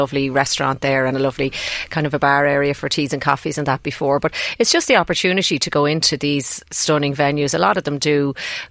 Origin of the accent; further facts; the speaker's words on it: Ashbourne, County Meath, Ireland; I'm from Ashburn